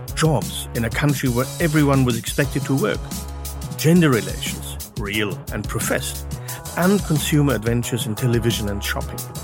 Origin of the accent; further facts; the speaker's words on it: West Germany, Germany; growing up in the West